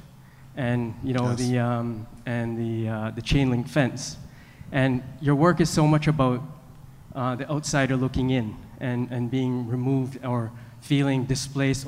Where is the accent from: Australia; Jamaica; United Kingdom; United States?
Jamaica; born and raised in Jamaica